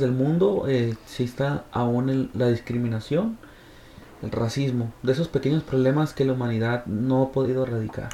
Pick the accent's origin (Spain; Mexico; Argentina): Mexico; en mi sociedad, en mi colonia, en mi país